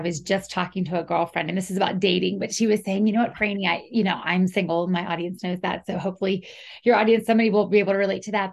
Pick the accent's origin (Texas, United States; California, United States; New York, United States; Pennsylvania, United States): Pennsylvania, United States; Pittsburgh area; we're both Pennsylvania natives, you know, and especially in the Pittsburgh area